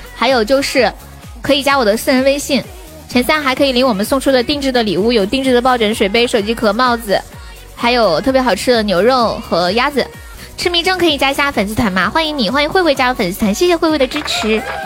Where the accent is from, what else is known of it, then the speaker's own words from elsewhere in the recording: Sichuan, China; 我们四川人最喜欢说仙人版的呢